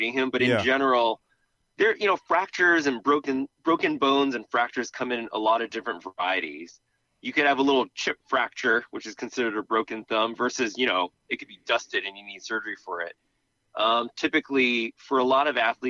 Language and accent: English; Boston, Massachusetts, United States; I grew up in New England in Boston, where it was always kind of like wet, muddy grass